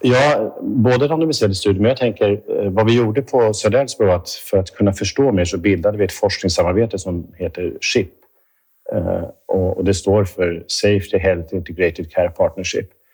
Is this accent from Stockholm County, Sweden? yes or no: yes; Stockholm, Stockholm County, Sweden; moved away as an adult; now in Gothenburg, Sweden; jag kommer från Stockholm, är uppvuxen där och, och jobbat där större delen av mitt liv på Karolinska